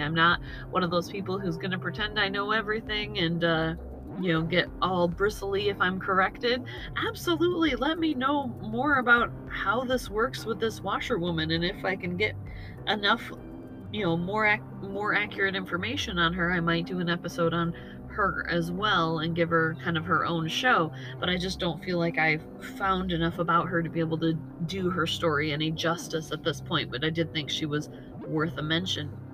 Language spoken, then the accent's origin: English; United States; despite being of Irish descent myself, I grew up in America